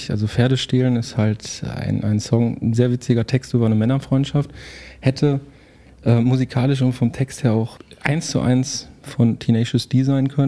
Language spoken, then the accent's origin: German; Herten, North Rhine-Westphalia, Germany; moved away; Meiner alten Heimatstadt.